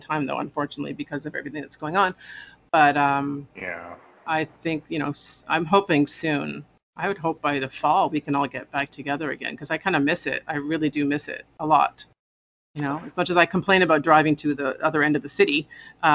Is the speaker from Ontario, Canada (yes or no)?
yes; Toronto, Ontario, Canada; I was born and raised in Toronto, still live here.